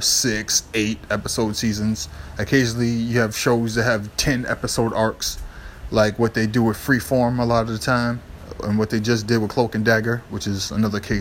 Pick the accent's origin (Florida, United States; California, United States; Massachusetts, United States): Massachusetts, United States; Boston; in Boston, I grew up near Chinatown.